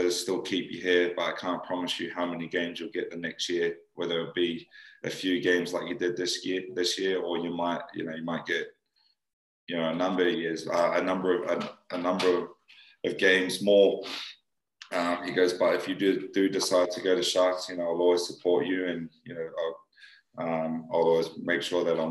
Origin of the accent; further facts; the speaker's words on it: New South Wales, Australia; moved away as an adult; also born or lived in New Zealand; now in Wakefield, United Kingdom; growing up in New South Wales